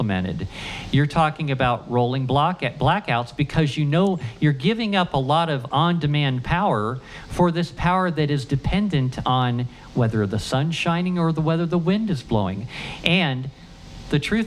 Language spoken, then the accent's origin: English; Ohio, United States; I grew up in Ohio